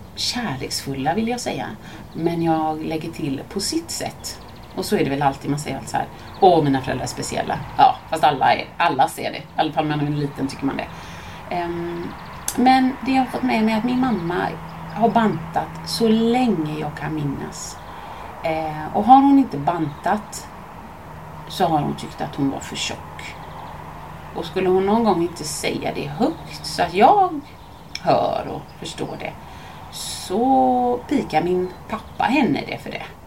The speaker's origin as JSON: {"language": "Swedish", "town": "Mölndal", "region": "Västra Götaland", "country": "Sweden", "tie": "born or raised there", "said": "jag växte upp i Mölndal med min familj."}